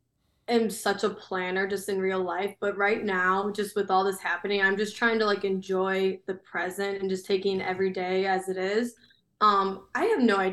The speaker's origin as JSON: {"language": "English", "town": "Chicago", "region": "Illinois", "country": "United States", "said": "I'm from Chicago"}